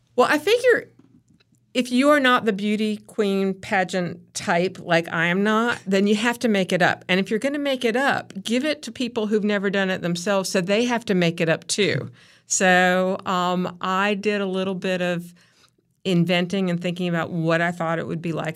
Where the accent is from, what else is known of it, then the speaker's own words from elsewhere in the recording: Chapel Hill, North Carolina, United States; also born or lived in Raleigh, North Carolina; So I was actually living in Raleigh. We moved to Chapel Hill just before I started sixth grade